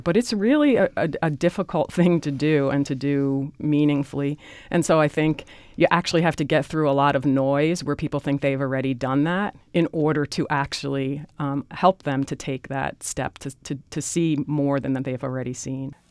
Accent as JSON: {"language": "English", "town": "Newark", "region": "New Jersey", "country": "United States", "tie": "born or raised there", "said": "I grew up in Newark, New Jersey"}